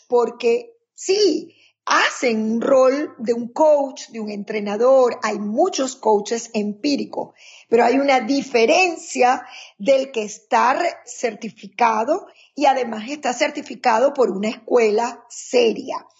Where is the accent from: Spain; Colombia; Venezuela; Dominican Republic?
Venezuela; Maracaibo, Zulia; moved away as an adult; now in United States; Soy venezolana de la tierra, una de las tierras más calientes de Venezuela, que es Maracaibo